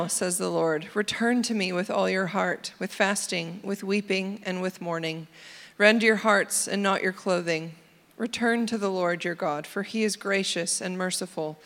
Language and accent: English; United States; accent: American; My American accent comes out real strong when I read